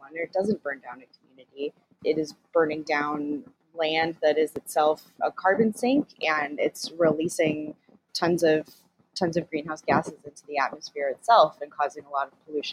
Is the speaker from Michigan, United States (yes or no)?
no; Southern California, United States; I'm in California. I grew up in Southern California